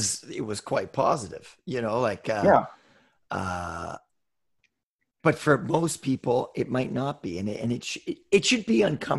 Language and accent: English; West Coast, United States; And I grew up on the West Coast.